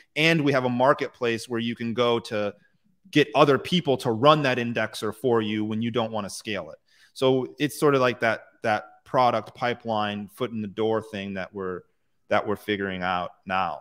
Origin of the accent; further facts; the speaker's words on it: United States; I'm American